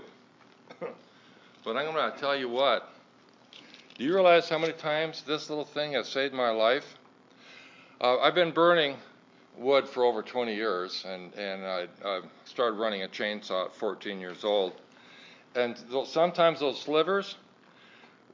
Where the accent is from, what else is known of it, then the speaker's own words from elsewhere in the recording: Deadwood, South Dakota, United States; I am from here in the hills, born in Deadwood